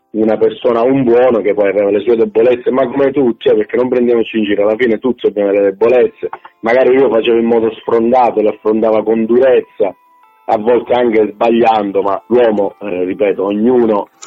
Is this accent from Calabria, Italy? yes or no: yes; Calabria, Italy; quello che io da buon calabrese, quindi oltretutto dalla città di Napoli, non ho nulla a che vedere